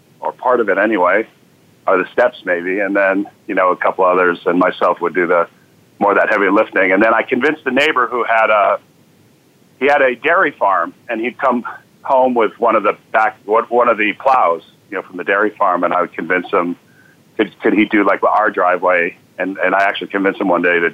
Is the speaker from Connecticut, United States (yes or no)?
yes; Connecticut, United States; also born or lived in New Jersey / Syracuse, New York; now in Boston, United States; So I was born in Boston, and 5 days later, moved down to Connecticut, where I grew up, then New Jersey